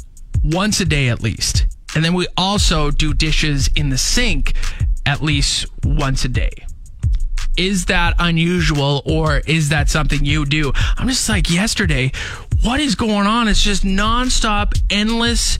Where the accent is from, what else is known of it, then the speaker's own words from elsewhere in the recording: Canada; We're Canadian